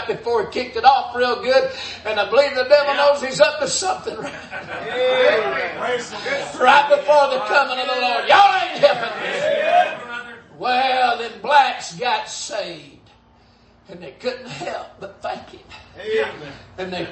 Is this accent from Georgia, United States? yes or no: yes; Dalton, Georgia, United States; I was born in Whitfield County, which is Dalton, North Georgia